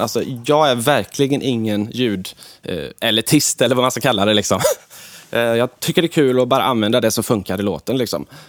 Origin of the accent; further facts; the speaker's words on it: Alingsås, Västra Götaland, Sweden; min hemstad Allingsås